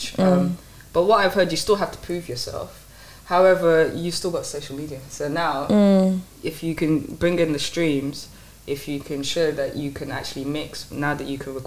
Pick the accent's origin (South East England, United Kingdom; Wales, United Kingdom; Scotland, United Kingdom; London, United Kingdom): London, United Kingdom; also born or lived in Lagos, Nigeria; I stayed there until I was 8 and then moved here, moved to East London